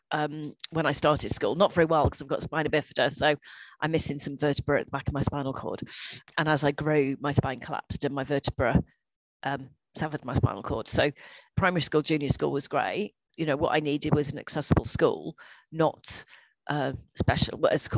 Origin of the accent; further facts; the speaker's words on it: Welsh, Wales, United Kingdom; I'm Welsh